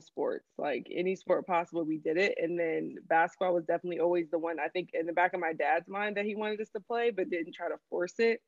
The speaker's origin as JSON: {"language": "English", "town": "Bolingbrook", "region": "Illinois", "country": "United States", "tie": "born or raised there", "also_born_or_lived": "Grand Rapids, Michigan", "said": "I was born in Grand Rapids, Michigan. That's where mm-hmm. my family is from. And then um, when I was like five, we moved to Illinois. And so I'd say like my hometown is Bolingbrook, Illinois"}